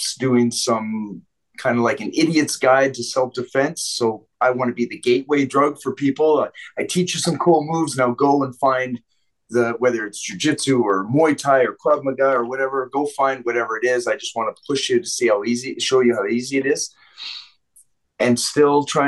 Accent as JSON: {"language": "English", "town": "Vancouver", "region": "British Columbia", "country": "Canada", "tie": "born or raised there", "moved": "yes", "said": "I grew up in Vancouver"}